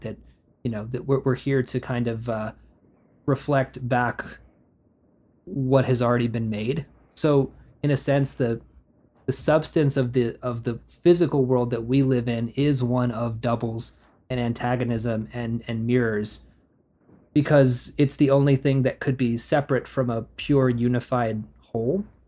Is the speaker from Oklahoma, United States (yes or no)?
yes; Oklahoma, United States; I grew up in Oklahoma where the roads are empty most of the time